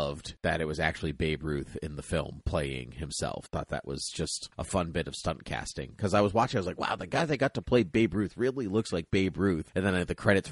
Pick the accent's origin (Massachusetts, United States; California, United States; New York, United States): Massachusetts, United States; Boston; we're from Boston